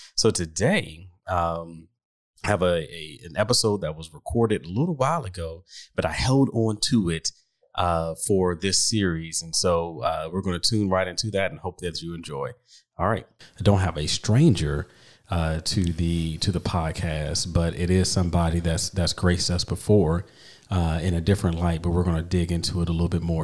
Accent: East Coast, United States; I grew up on the East Coast

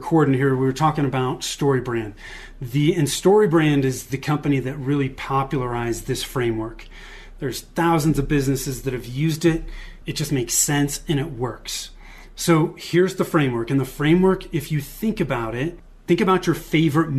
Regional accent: Bay Area, Northern California, United States; moved away as an adult; now in Denver, United States; I was born and raised in Northern California in the Bay Area, moved to the Denver area with my wife in 2008, and that's where we still are today

